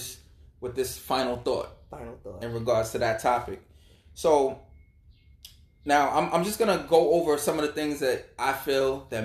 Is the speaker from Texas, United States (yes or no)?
no; New York City, New York, United States; I grew up in Brooklyn all my life.